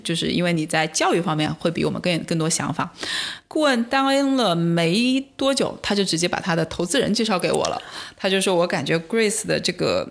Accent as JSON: {"language": "Chinese", "town": "Wuhan", "region": "Hubei", "country": "China", "moved": "yes", "said": "我们家是武汉人嘛"}